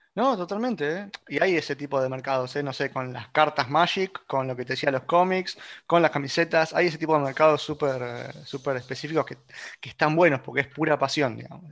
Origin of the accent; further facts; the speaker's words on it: Argentina; somos todos argentinos